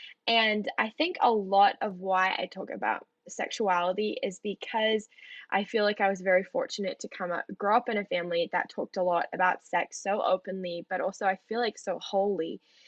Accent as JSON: {"language": "English", "country": "New Zealand", "tie": "born or raised there", "moved": "yes", "lives_now": "United States", "said": "you'll detect an accent because I'm half American and half Kiwi. I grew up in New Zealand. I grew up on a farm."}